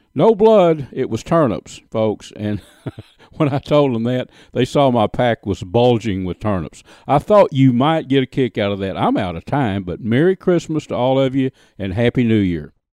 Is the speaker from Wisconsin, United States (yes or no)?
no; East Texas, United States; I was a boy growing up in East Texas